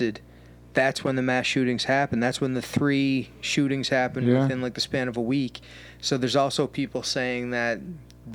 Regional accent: Canada; I'm Canadian

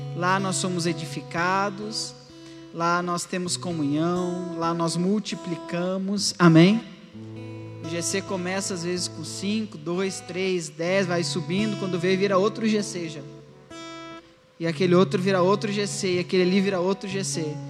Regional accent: Alegrete, Rio Grande do Sul, Brazil; eu sou lá do Alegrete

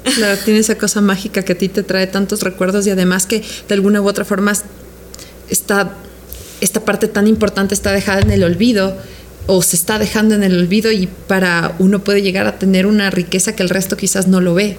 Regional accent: Ecuador; moved away; ahí en mi país

